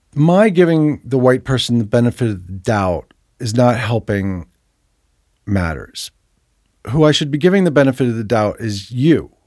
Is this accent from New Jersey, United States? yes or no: yes; New Jersey, United States; moved away; I grew up in New Jersey